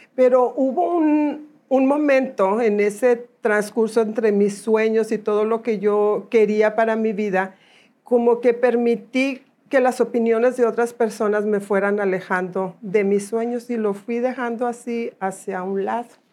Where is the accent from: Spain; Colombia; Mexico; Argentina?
Mexico; Guadalupe, Nuevo León; moved away; also born or lived in Monterrey / Houston; Nací aquí en Monterrey, aquí crecí en la ciudad de Guadalupe.